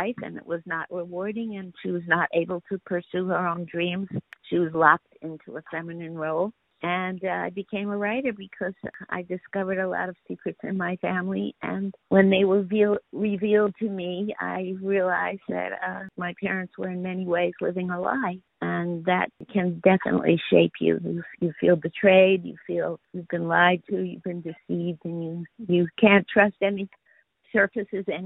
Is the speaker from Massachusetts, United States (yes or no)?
no; New York City, New York, United States; also born or lived in Bronx, New York; I was born in New York City. And my parents moved from the Bronx to Queens when I was one year old, and we lived next door to my mother's sister